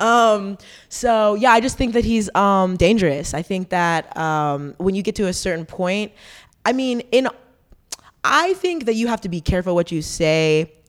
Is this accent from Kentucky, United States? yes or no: no; Fayetteville, North Carolina, United States; We're all from Fayetteville